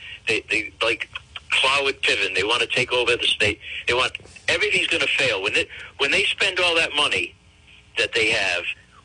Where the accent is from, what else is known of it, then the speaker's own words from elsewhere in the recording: Pawtucket, Rhode Island, United States; I was born and brought up in Pawtucket.